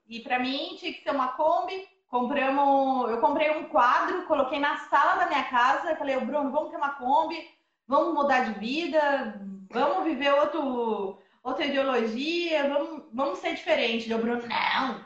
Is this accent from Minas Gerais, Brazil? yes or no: yes; Paraisópolis, Minas Gerais, Brazil; also born or lived in São José dos Campos; Que eu sou do sul de Minas, aqui dessa cidade que chama Paraisópolis